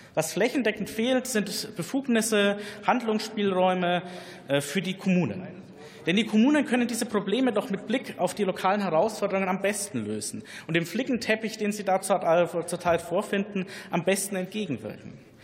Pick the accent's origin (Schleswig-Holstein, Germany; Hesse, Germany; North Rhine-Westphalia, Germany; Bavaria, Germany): Bavaria, Germany; meine Heimat in Bayern